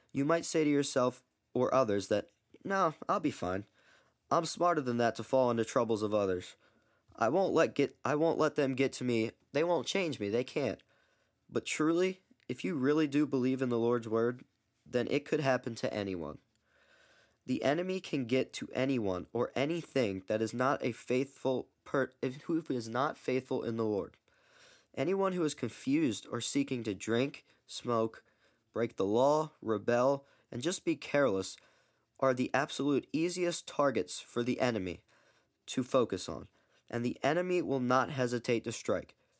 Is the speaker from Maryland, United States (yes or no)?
yes; Baltimore, Maryland, United States; I'm nineteen years old, and I'm from Baltimore, Maryland.